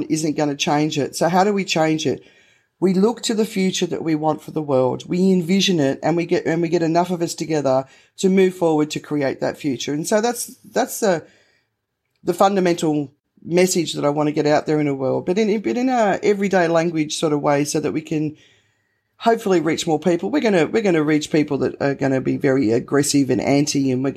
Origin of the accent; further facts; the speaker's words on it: Australia; I'm Australian